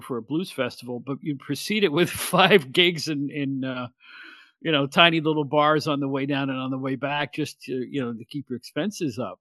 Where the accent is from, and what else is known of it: Catskill, New York, United States; born or raised there